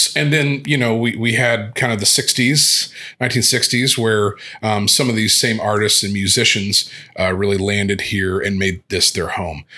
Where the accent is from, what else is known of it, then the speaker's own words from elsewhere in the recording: Evansville, Indiana, United States; I grew up in Evansville, which is down on the Indiana-Kentucky border, southwest border